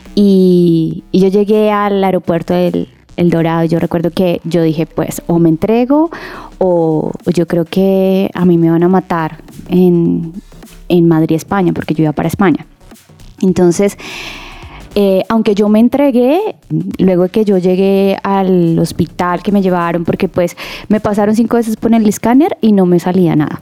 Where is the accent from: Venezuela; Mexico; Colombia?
Venezuela; moved away as an adult; para volver a Venezuela, porque pues soy venezolana